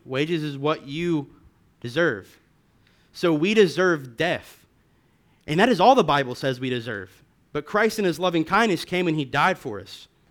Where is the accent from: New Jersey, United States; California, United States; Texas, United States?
Texas, United States; Lubbock; I'm from Lubbock